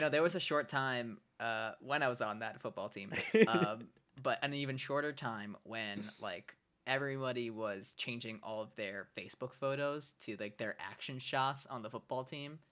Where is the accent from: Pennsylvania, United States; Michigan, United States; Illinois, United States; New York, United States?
New York, United States; New York City; also born or lived in Brooklyn, New York; I grew up in Staten Island, New York, and I uh, lived there basically my whole life until a couple years ago, where I moved into an apartment with my girlfriend in Brooklyn